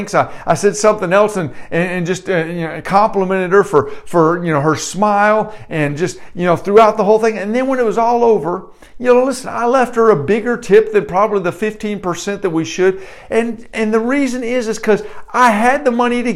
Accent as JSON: {"language": "English", "town": "Detroit", "region": "Michigan", "country": "United States", "tie": "born or raised there", "said": "I grew up in North Detroit."}